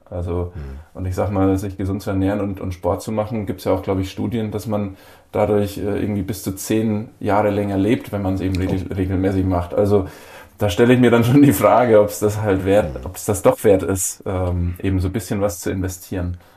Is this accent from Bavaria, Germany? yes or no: yes; Bavaria, Germany; moved away; in meiner Heimat in Bayern